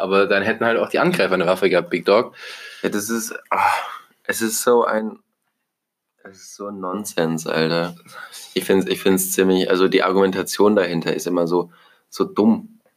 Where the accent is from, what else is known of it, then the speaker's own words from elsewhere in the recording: Germany; als Deutscher